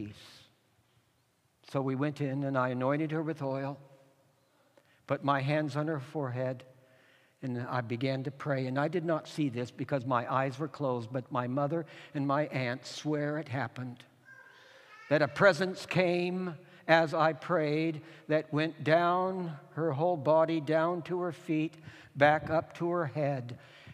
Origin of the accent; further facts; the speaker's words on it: California, United States; pastoring a rural congregation in a farmland in California, my Auntie Ethel was dying in my hometown about 25 miles away